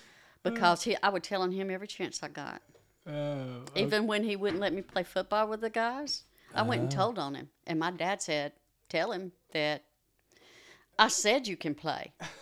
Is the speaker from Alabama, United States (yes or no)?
yes; Birmingham, Alabama, United States; Okay, I grew up in Roebuck. It was a great place to grow up.